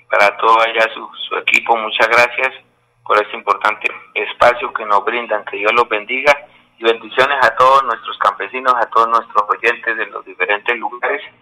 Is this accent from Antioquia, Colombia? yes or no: no; Tona, Santander, Colombia; born or raised there